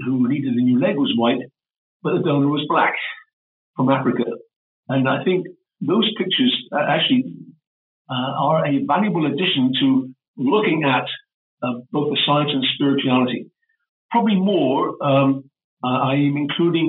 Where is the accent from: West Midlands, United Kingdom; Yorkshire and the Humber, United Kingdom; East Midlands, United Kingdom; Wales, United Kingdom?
Wales, United Kingdom; Welsh; Being Welsh, I was cognizant, Welsh and Celtic